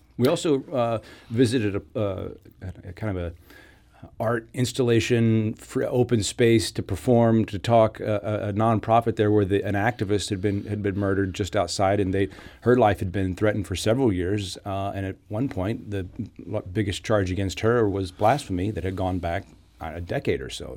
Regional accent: United States; The United States

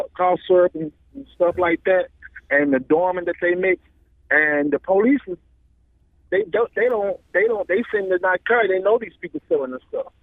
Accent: St. Louis, Missouri, United States; I'm from Saint Louis City

